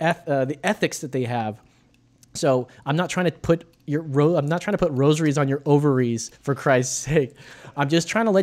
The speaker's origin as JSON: {"language": "English", "country": "United States", "said": "I'm an American"}